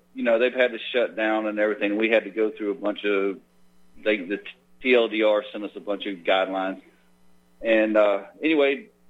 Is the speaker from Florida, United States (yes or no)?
yes; Florida, United States; moved away as an adult; now in Texas, United States; Well, I'm from Florida. I just live in Texas.